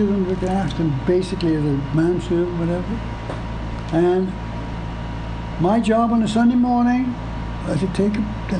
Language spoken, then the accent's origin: English; Canada; also born or lived in England; I'm Canadian